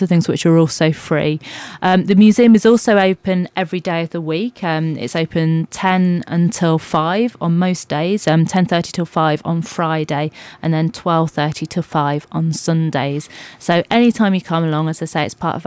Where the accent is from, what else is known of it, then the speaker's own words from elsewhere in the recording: Dunstable, East of England, United Kingdom; moved away as an adult; also born or lived in Reading / Birmingham; now in West Midlands, United Kingdom; I'm not a Midlander originally. I've been living in the area for about 2 years, but before that I came from Bedfordshire.